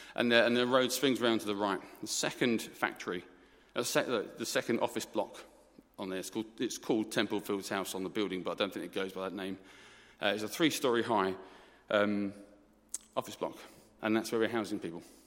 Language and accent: English; Essex, East of England, United Kingdom; I'm from Essex. I'm an Essex boy